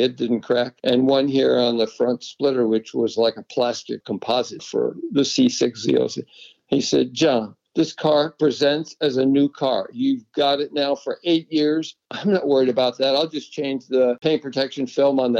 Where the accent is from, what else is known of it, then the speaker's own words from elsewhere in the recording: New England, United States; moved away; I grew up in New England, spent 30 years driving on the snow in winter